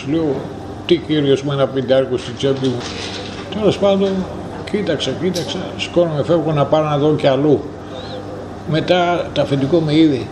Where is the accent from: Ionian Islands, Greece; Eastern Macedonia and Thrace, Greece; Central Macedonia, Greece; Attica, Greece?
Eastern Macedonia and Thrace, Greece; Sapes; moved away as an adult; also born or lived in Pommeroeul, Belgium; πάω στο χωριό μου